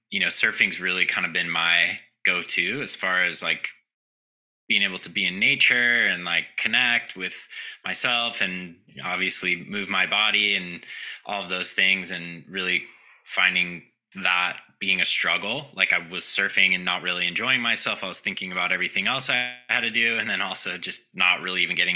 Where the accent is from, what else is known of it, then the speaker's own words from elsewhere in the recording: Southern California, United States; I grew up in Southern California